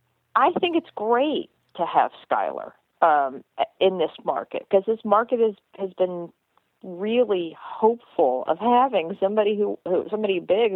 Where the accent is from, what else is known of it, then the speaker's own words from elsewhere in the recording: Midwest, United States; as a Midwesterner